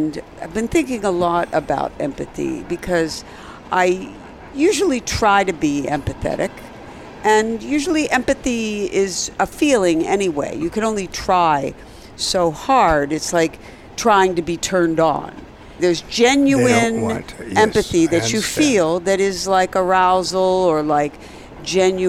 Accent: Philadelphia, Pennsylvania, United States; I'm from Philly and I know how he was raised.

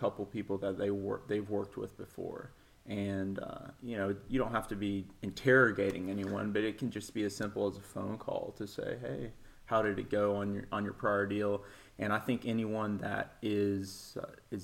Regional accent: Nashville, Tennessee, United States; I was born in East Tennessee. I moved to Nashville when I was like 5 years old. So I pretty much consider myself a native Nashvillian. So I grew up in West Nashville over in the Bellevue area.

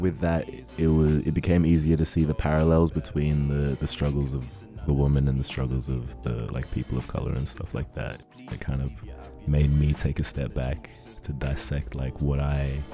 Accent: Ghana; now in Canberra, Australia; I live in the Canberra Zoo, but I'm originally from Ghana, West Africa.

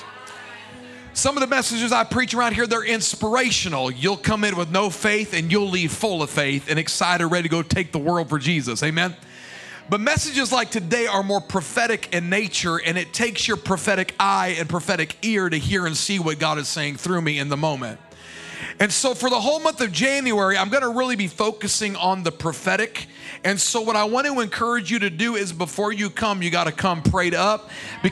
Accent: United States; we as American modern day people

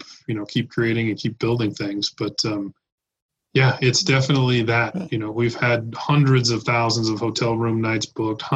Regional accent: Reno, Nevada, United States; Born and raised in Reno, Nevada

